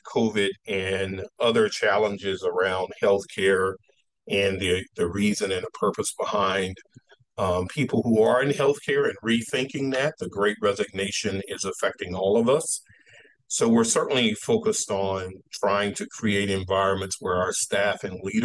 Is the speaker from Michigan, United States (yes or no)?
no; Texas, United States; moved away; I'm originally from Texas, and being common from Texas, I was very active in sports